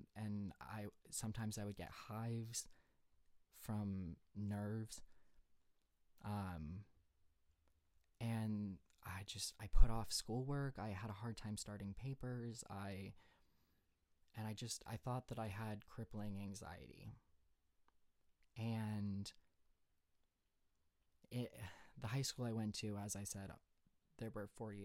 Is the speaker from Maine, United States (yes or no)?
yes; Maine, United States; moved away as an adult; I was born in Maine, born and raised, lived there my whole life until I went to college.